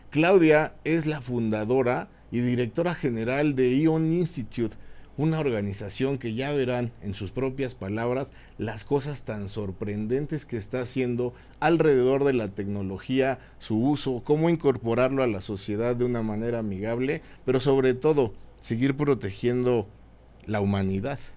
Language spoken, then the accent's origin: Spanish; Mexico; en México los mexicanos decidimos dónde nacer.